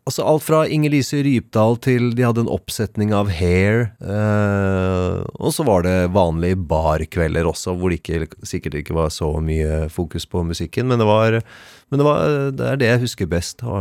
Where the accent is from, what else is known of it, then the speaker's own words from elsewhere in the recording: Oslo, Norway; Jeg er fra Oslo. Eh, jeg vokste vel først opp på, på Årvoll.